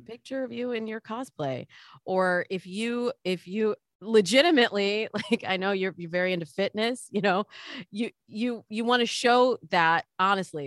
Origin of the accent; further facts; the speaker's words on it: Midwest, United States; I grew up in the Midwest